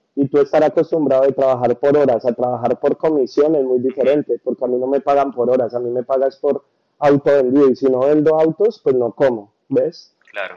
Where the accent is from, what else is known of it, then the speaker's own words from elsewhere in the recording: Bogotá, Colombia; moved away as an adult; now in United States; Yo soy de Bogotá